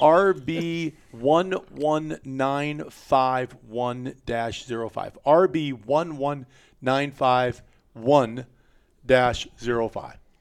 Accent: Iowa, United States; When I was a kid growing up in Iowa

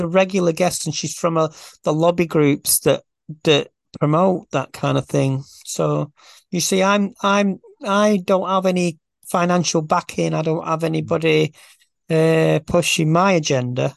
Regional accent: Farnworth, North West England, United Kingdom; I'm, I'm from Farnworth

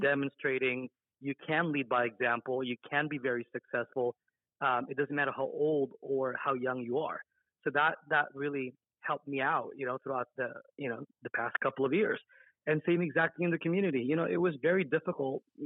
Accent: Las Vegas, Nevada, United States; I grew up in Las Vegas, Nevada.

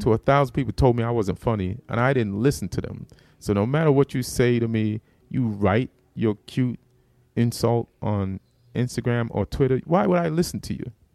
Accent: Jamaica; moved away; also born or lived in New York; I'm from Jamaica, so that material was about me being Jamaican

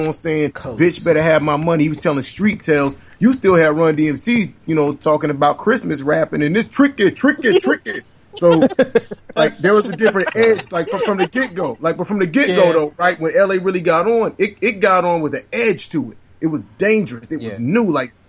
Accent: the South, United States; I'm from the South, but I was raised military, so I grew up.

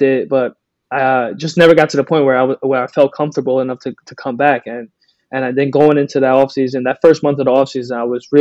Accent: New York, United States; moved away as an adult; also born or lived in Brazil; now in Tampa, United States; when I was playing in New York, which you would think it would be more dangerous because I'm going home, you know, my hometown

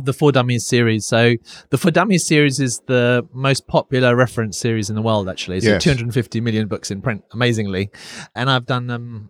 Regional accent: Finchley, London, United Kingdom; We're in North London right now, and I was brought up in North London.

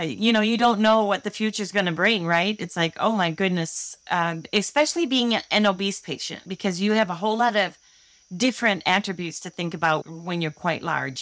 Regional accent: Holland, Michigan, United States; I grew up in Holland, Michigan, and I've never moved more than seven miles away from where I grew up.

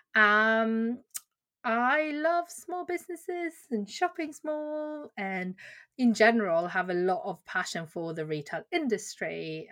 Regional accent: Sweden; also born or lived in Korea; now in Bedfordshire, United Kingdom; I, uh, am a doctor from Korea and I grew up in Sweden

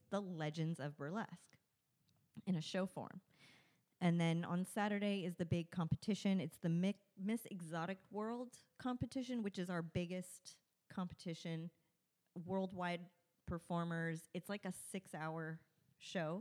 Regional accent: Victorville, California, United States; I grew up in Victorville

